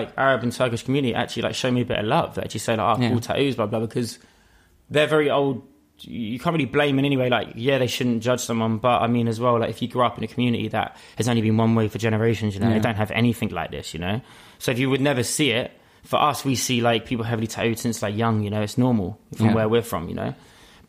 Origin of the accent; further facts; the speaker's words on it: London, United Kingdom; I born and raised in East London, Hackney, and then I lived there, pretty much all my life.